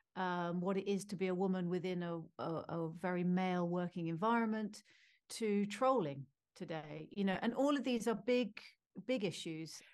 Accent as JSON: {"language": "English", "country": "United Kingdom", "said": "as a Brit"}